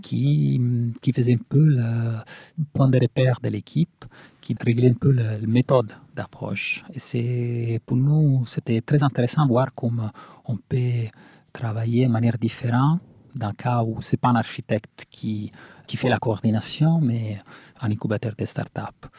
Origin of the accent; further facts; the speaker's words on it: Italy; moved away; Nous, qu'on vient de l'Italie